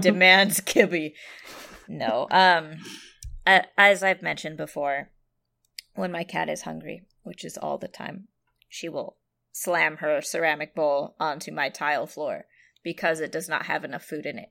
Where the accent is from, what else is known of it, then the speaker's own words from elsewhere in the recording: San Jose, California, United States; my hometown of San Jose, California